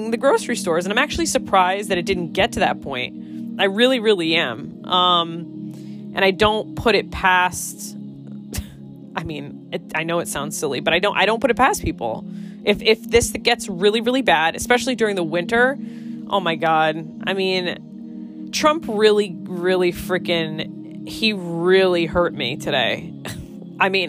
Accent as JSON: {"language": "English", "region": "Connecticut", "country": "United States", "said": "I'm from Connecticut"}